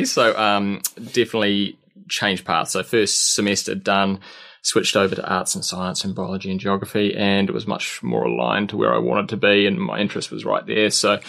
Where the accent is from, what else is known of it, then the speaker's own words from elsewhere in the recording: Australia; This was in Australia, so growing up in Australia.